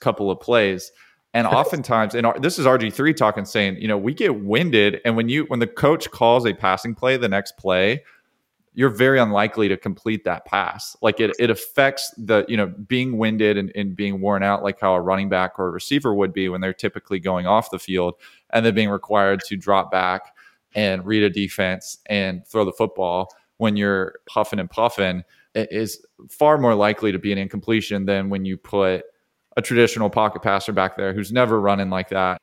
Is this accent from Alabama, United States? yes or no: yes; Alabama, United States; I'm from Alabama